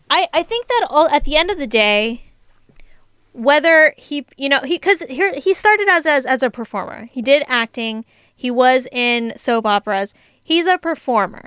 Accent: San Diego, California, United States; I'm from San Diego

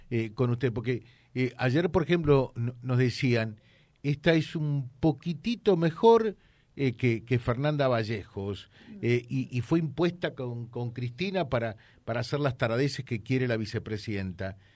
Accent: Argentina; y lo digo como argentino, eh, más que como periodista y fuera de toda valoración ideológica

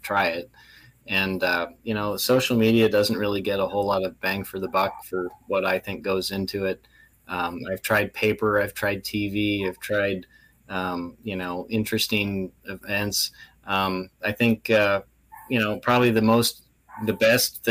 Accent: Canada; moved away; I'm originally Canadian

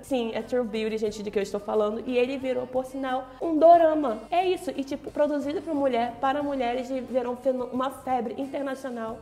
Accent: Manaus, Amazonas, Brazil; como amazonense, como manauara e como brasileira

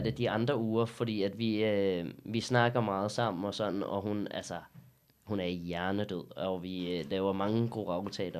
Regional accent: Dragør, Capital Region of Denmark, Denmark; accent: Jutlandic; jeg, er opvokset i Dragør. Jeg, jeg er What? legit boet på Amager stort set hele mit liv

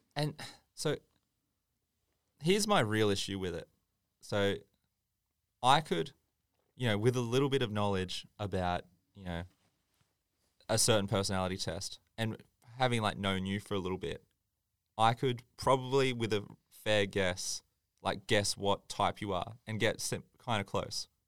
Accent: Tweed Heads, New South Wales, Australia; I grew up in Tweed

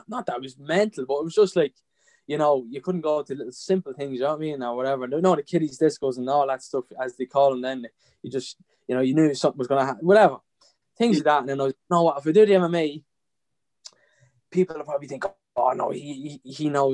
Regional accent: Drogheda, Leinster, Ireland; I'm from Drogheda, born and bred

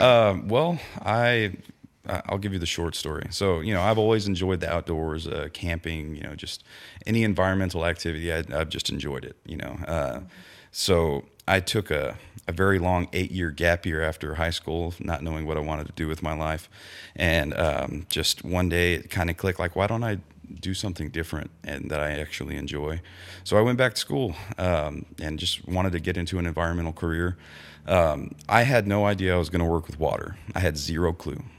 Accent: Victoria, Texas, United States; moved away; also born or lived in Cuero, Texas; I grew up in the Victoria area, you know, Cuero, Victoria, all that stuff, and that's right on the Guadalupe River.

